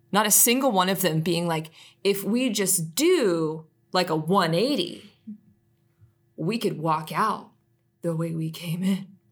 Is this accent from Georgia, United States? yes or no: yes; Atlanta, Georgia, United States; I'm a city girl. Like, I grew up here in Atlanta, lived here most of my life